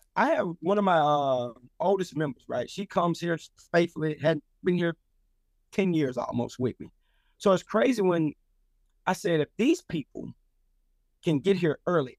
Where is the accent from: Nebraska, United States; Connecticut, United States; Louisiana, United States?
Louisiana, United States; now in Atlanta, United States; I'm from Louisiana